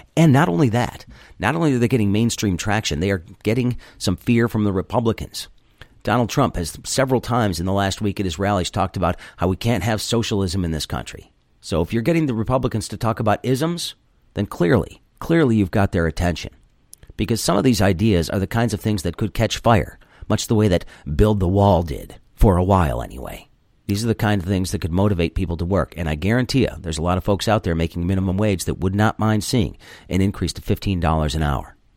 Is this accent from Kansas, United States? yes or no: no; Michigan, United States; my home state